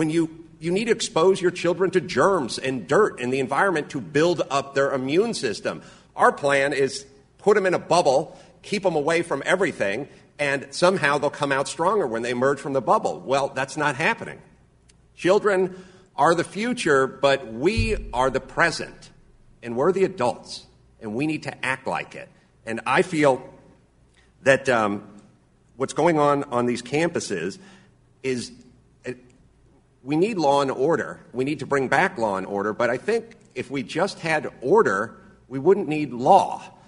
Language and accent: English; North Hollywood, California, United States; First off, I come from a very blue-collar background. I grew up in North Hollywood, California.